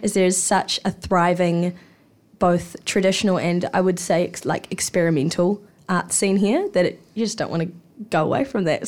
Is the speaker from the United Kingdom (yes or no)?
no; Hawke's Bay, New Zealand; moved away as an adult; now in Wellington, New Zealand; I grew up in Te Mātou o Māori Hawke's Bay